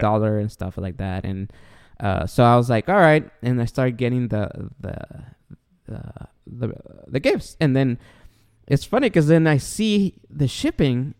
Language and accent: English; Los Angeles, California, United States; I am from uh, Los Angeles in America.